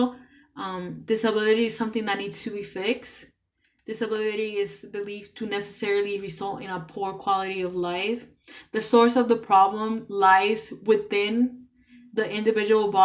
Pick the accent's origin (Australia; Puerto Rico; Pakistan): Puerto Rico; now in Cleveland, United States; I'm from Puerto Rico